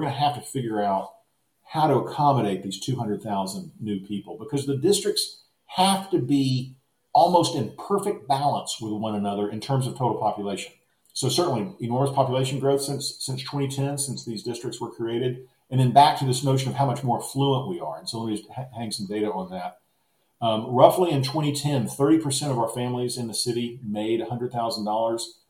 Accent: Austin, Texas, United States; It's my hometown. I've been able to practice the craft that I'm trained to do, and it's all happened in Austin, Texas

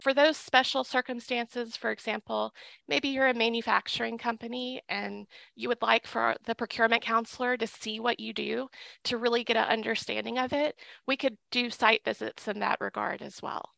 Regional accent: Little Rock, Arkansas, United States; I'm from Little Rock

